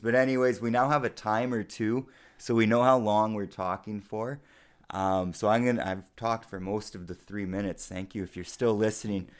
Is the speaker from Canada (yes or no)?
yes; Sault Ste. Marie, Ontario, Canada; moved away; We're both from Sault Ste. Marie. Uh, I haven't lived there in quite a while